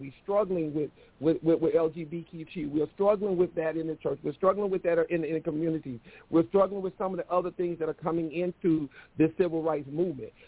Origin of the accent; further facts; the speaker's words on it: Mississippi, United States; moved away; I am from the South, dead South. Mississippi is where South you can get